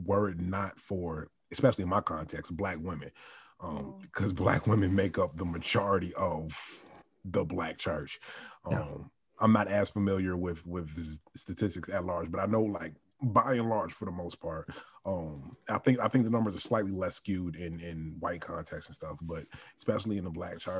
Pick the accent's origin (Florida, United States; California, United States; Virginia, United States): Virginia, United States; moved away as an adult; also born or lived in New York; now in Miami, United States; I was born in New York, and I grew up in Virginia for the most part